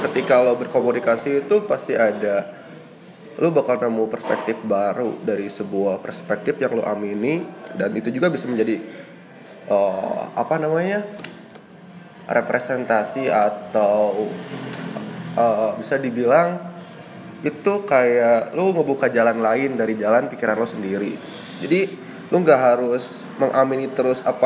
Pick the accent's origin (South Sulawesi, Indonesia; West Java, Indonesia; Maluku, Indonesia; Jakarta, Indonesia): West Java, Indonesia; Tasikmalaya; gue lahir di Tasikmalaya beberapa, beberapa belas tahun yang lalu.